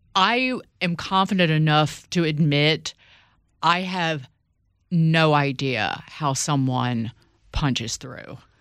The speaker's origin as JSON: {"language": "English", "region": "Southside Virginia", "country": "United States", "tie": "born or raised there", "said": "born and raised Southside Virginia"}